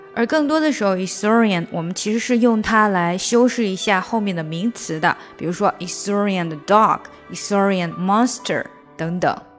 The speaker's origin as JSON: {"language": "Chinese", "country": "China", "said": "我们中国人"}